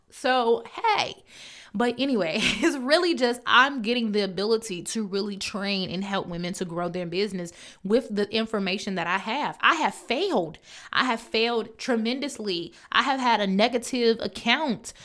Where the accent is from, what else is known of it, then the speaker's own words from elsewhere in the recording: Chicago, Illinois, United States; I'm from Chicago, so I say growth, but it's growth